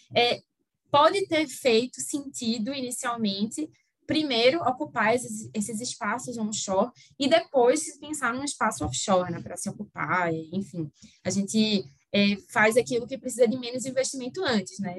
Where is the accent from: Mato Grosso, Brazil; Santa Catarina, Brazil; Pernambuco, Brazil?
Pernambuco, Brazil; Recife; now in Rio de Janeiro, Brazil; Mas meu sotaque não engana, né, apesar de eu morar no Rio hoje em dia, é, eu sou de Recife, e aí mantenho o sotaque